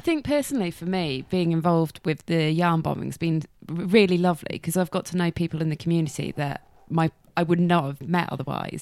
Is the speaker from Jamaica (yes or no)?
no; Shrewsbury, West Midlands, United Kingdom; also born or lived in Nottingham / Leeds; I was born and bred in Shrewsbury. Grew up in Baston Hill